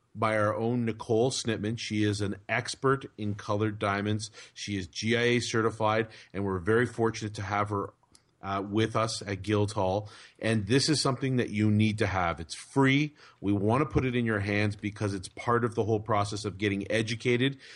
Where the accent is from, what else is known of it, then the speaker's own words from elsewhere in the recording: Canada; as a Canadian